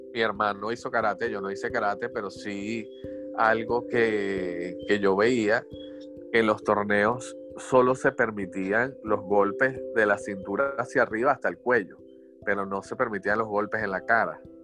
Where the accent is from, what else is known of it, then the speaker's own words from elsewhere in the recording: Venezuela; moved away; así somos los venezolanos. Somos los venezolanos. y todos los que trabajamos en esto somos todos migrantes y todos salimos del país